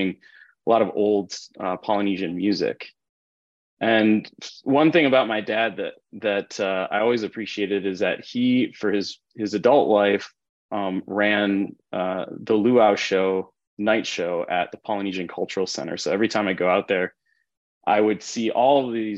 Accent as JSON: {"language": "English", "area": "North Shore of Oahu", "region": "Hawaii", "country": "United States", "tie": "born or raised there", "said": "I was born on the North Shore of Oahu, and raised by my mom and the Caucasian side of my family"}